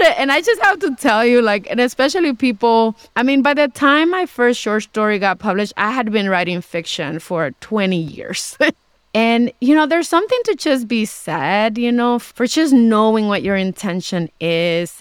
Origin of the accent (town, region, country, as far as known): New York City, New York, United States; born or raised there; also born or lived in Dominican Republic